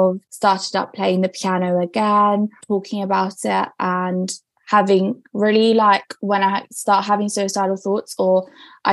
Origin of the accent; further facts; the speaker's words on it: Essex, East of England, United Kingdom; accent: British; also born or lived in Romania; I moved when I was 8 to England, so that's why my accent is British